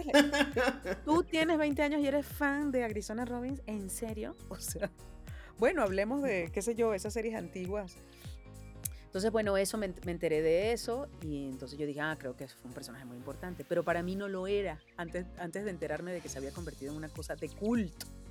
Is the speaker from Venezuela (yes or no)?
yes; Venezuela; moved away as an adult; now in Mexico; por ser venezolana